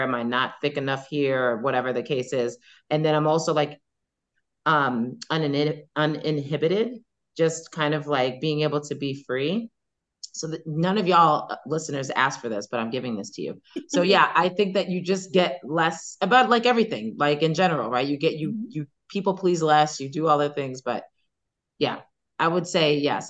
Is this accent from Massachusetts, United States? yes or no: no; New York City, New York, United States; I grew up on Staten Island